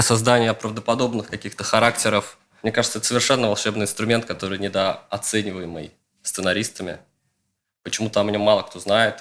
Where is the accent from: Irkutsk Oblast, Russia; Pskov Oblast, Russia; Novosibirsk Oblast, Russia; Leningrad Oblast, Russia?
Leningrad Oblast, Russia; Luga; я из такого мрачноватого городка в Ленинградской области, из Луги